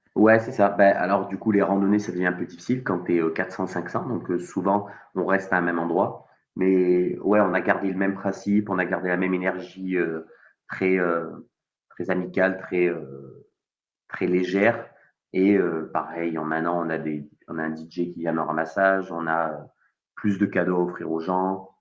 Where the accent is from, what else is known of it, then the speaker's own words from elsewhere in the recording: Marseille, Provence-Alpes-Côte d'Azur, France; also born or lived in Savoie; en tant que Marseillais